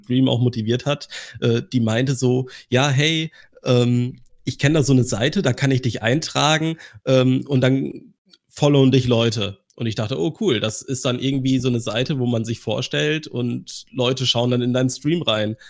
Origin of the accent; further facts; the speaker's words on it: Germany; bei uns in Deutschland